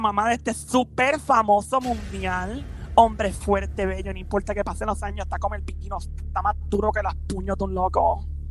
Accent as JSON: {"language": "Spanish", "town": "Caguas", "country": "Puerto Rico", "tie": "born or raised there", "also_born_or_lived": "San Lorenzo", "said": "me crié en Cagua, entre Cagua y San Lorenzo"}